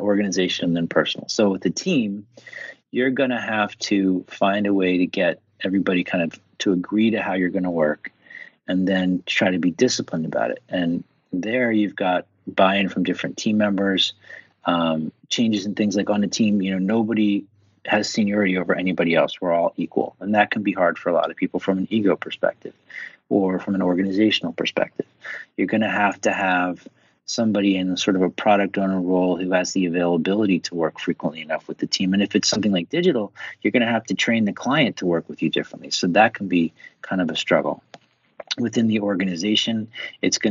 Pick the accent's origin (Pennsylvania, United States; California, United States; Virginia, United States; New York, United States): Pennsylvania, United States; Philadelphia; an Irish Catholic from Philadelphia